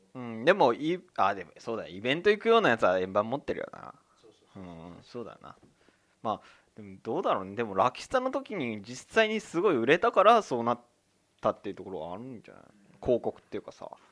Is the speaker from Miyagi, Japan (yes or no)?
no; Higashimurayama, Tokyo, Japan; 東村山出身でございます